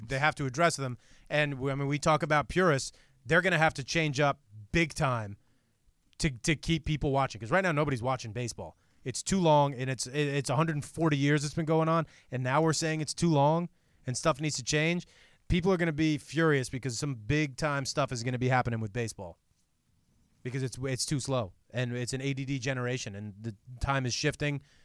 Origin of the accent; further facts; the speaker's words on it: New York, United States; I grew up in New York